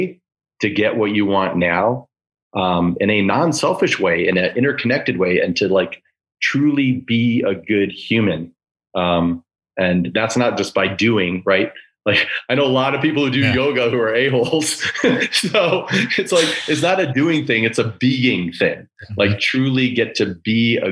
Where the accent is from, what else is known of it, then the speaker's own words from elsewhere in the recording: Chicago, Illinois, United States; my childhood heroes growing up in Chicago